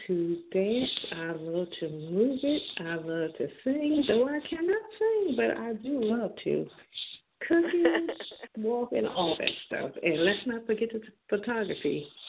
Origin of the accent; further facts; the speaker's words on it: Jersey Shore, New Jersey, United States; now in Maryland, United States; I am a Jersey girl to heart. You can take me out of Jersey, but you can't take the Jersey out of me. I am born in Jersey Shore. Let's see, but I currently reside in Maryland. I come from a military background. I am retired military.